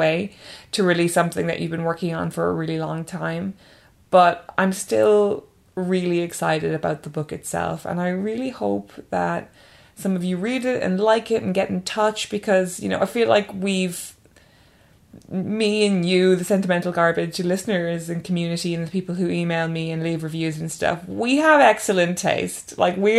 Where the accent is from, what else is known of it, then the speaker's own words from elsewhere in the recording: Ireland; now in England; that's definitely how I feel as an Irish person, and definitely how I've felt over the years as an Irish person living in England